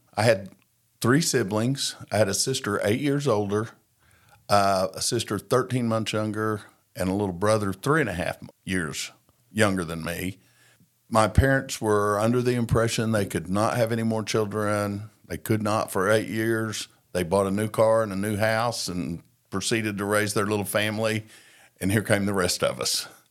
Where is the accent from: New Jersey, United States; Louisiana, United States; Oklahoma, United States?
Oklahoma, United States; Tulsa; I was born in Tulsa, Oklahoma.